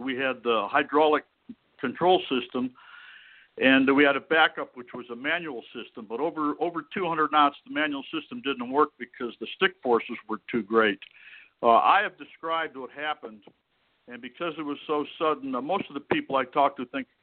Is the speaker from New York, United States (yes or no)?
yes; upstate New York, United States; born or raised there; moved away as an adult; also born or lived in Montreal, Canada / Syracuse, New York / Cleveland, Ohio / Toledo, Ohio; now in Meridian, United States